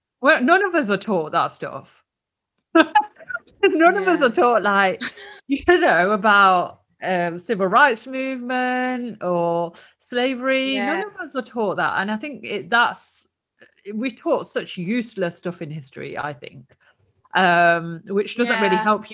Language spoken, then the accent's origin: English; London, United Kingdom; now in Derby, United Kingdom; And this was my biggest issue when I came to Derby from London.